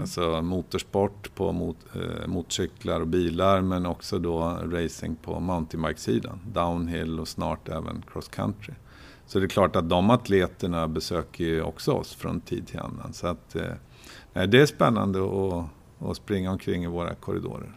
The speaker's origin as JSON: {"language": "Swedish", "town": "Oxelösund", "region": "Södermanland", "country": "Sweden", "tie": "born or raised there", "also_born_or_lived": "Linköping", "moved": "as an adult", "said": "jag är född och uppvuxen i Oxelösund"}